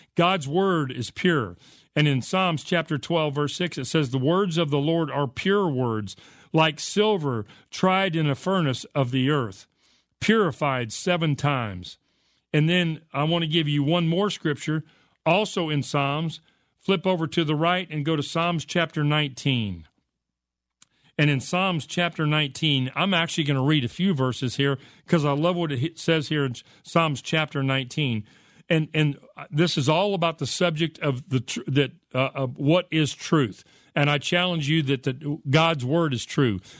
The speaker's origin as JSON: {"language": "English", "country": "United States", "tie": "born or raised there", "said": "I grew up in America"}